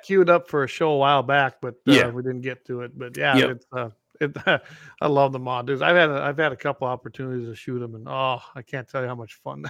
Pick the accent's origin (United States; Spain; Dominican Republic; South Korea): United States; Minnesota; back in my days growing up in Minnesota, our zone was shotgun only, and I carried a 410.